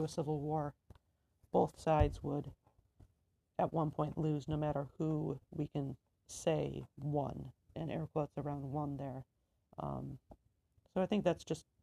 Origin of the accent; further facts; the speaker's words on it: United States; we're all American